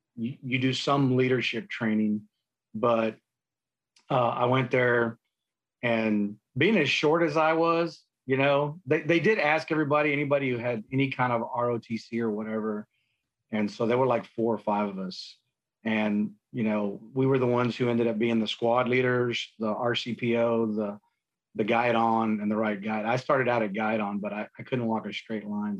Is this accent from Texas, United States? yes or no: yes; San Antonio, Texas, United States; I grew up in San Antonio. Um, born and raised